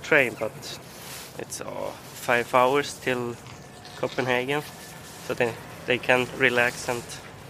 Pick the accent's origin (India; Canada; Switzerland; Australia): Switzerland; now in Sweden; I live here in Sweden, but I'm from Switzerland.